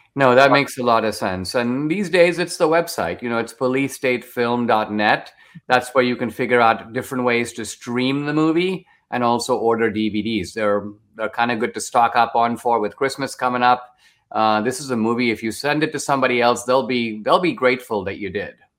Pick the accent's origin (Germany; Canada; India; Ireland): India; now in United States; I grew up in India